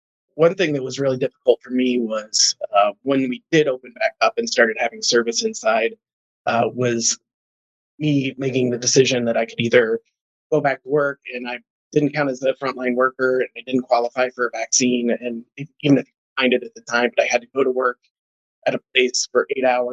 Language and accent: English; Columbus, Indiana, United States; moved away as an adult; also born or lived in Chicago, Illinois; now in St. Charles, United States; I grew up in Southern Indiana, in Columbus, Indiana.